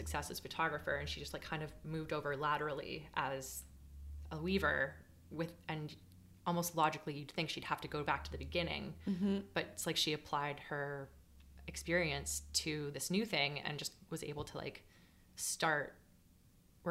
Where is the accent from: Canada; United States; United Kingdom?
Canada; Markham, Ontario; I grew up in Markham, and it wasn't necessarily the most like artistic and like culturally driven place